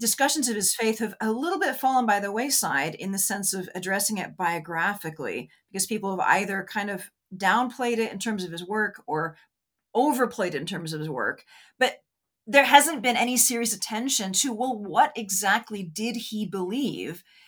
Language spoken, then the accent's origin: English; United States; I'm an American